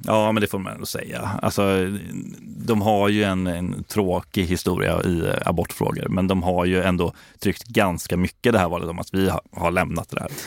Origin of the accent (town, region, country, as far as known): Gothenburg, Västra Götaland, Sweden; born or raised there